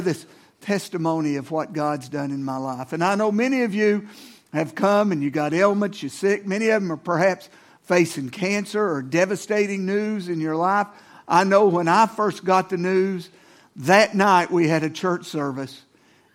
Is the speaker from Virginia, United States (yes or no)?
yes; Norton, Virginia, United States; substance abuse medicine in my hometown of Norton, Virginia.